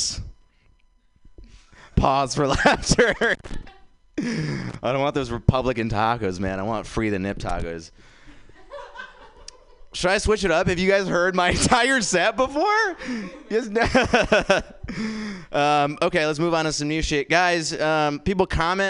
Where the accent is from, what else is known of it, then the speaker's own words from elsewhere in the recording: India; now in San Francisco, United States; I am from India, guys. I was born there